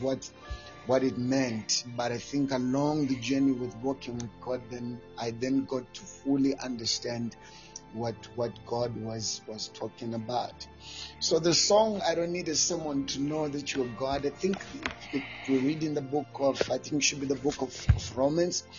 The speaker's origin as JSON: {"language": "English", "town": "Mberengwa", "region": "Midlands", "country": "Zimbabwe", "tie": "born or raised there", "said": "just a simple guy who was born in Zimbabwe in a place called Mberengwa."}